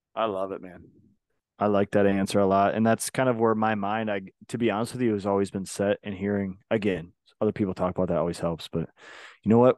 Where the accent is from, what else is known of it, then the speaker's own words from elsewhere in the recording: Minnesota, United States; I grew up in Minnesota